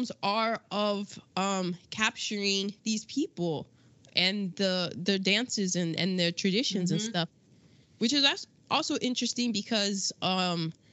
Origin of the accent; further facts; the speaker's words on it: United States; I'm an American